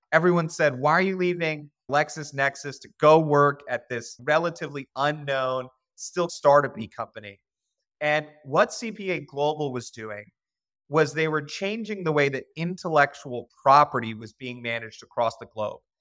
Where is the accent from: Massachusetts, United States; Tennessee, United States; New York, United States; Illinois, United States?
Massachusetts, United States; Boston; also born or lived in Cincinnati, Ohio; now in Richmond, Virginia, United States; I was born in Beth Israel Hospital, right in downtown Boston.